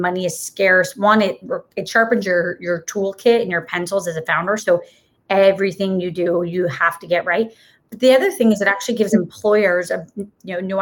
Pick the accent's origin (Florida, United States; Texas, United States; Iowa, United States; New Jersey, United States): Florida, United States; moved away as an adult; also born or lived in Massachusetts; I grew up in Florida